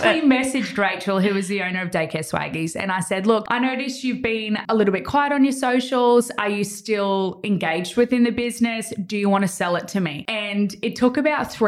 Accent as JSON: {"language": "English", "town": "Gold Coast", "region": "Queensland", "country": "Australia", "tie": "born or raised there", "said": "I'm born and raised on the Gold Coast"}